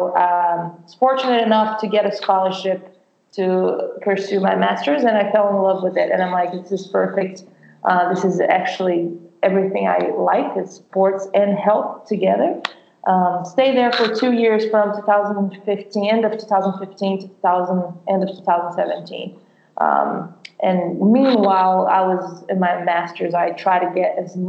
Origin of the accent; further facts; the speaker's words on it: Brazil; English is a second language; moved away as an adult; also born or lived in Ohio, United States; now in United States; I'm from Brazil originally, so I played professional soccer in Brazil and played high school over there